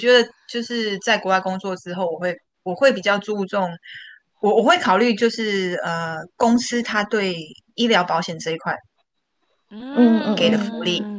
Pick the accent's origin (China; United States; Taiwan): Taiwan; 哎，我跟你讲，台湾好的一点就是我们台湾人真的超有 idea 的，